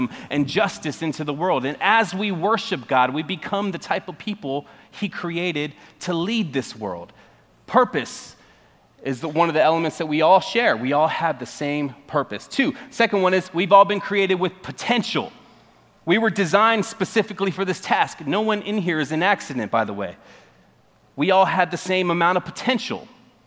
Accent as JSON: {"language": "English", "region": "Arizona", "country": "United States", "moved": "yes", "said": "I'm from Arizona. That's the West Coast, and it's a lot different from this side"}